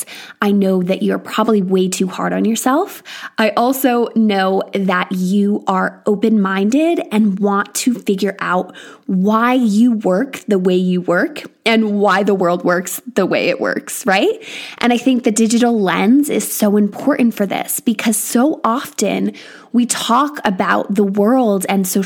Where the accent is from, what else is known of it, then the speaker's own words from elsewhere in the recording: United States; moved away as an adult; now in England, United Kingdom; I am from America